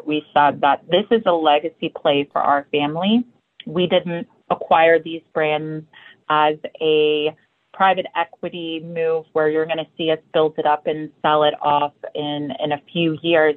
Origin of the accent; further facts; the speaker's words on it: Louisville, Kentucky, United States; I grew up in Louisville, Kentucky.